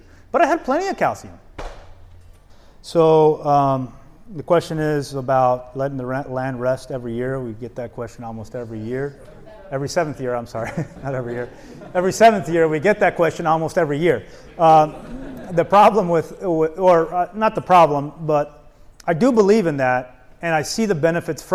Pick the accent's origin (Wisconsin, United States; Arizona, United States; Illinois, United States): Arizona, United States; moved away as an adult; also born or lived in East Coast; I grew up in Arizona